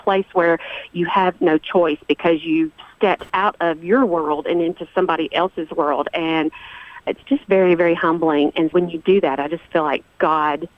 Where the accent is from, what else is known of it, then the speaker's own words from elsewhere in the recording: Walter Hill community, Murfreesboro area, Tennessee, United States; Oakland High School, which is also where I went to school. I was born and raised here as well.